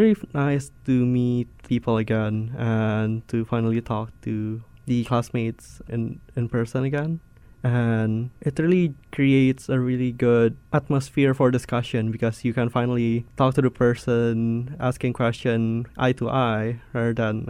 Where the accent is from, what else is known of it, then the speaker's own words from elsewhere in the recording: Jakarta, Indonesia; Yes, I am from Jakarta.